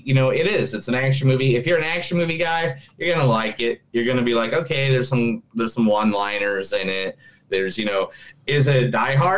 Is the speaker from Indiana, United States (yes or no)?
yes; northern Indiana, United States; from northern Indiana where I grew up